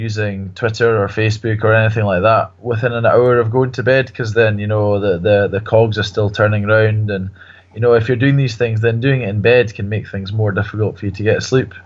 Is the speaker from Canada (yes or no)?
no; Kenya; I grew up in Kenya